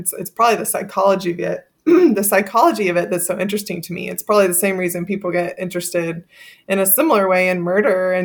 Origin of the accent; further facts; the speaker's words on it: Texas, United States; I'm from Texas